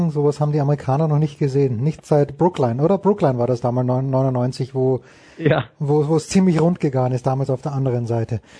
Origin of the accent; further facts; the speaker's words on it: Austria; Ich als Österreicher finde immer diese Zwischenjahre zwischen Olympischen Spielen und Weltmeisterschaften.